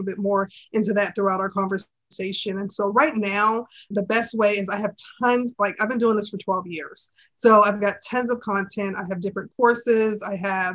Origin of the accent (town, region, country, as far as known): Charleston, South Carolina, United States; born or raised there